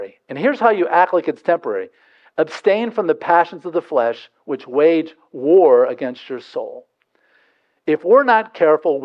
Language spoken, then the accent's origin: English; Delaware, United States; I'm from Delaware